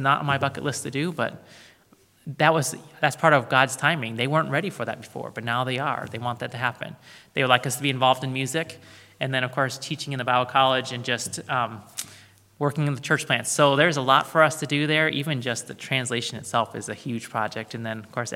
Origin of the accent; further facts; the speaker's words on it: United States; Americans like us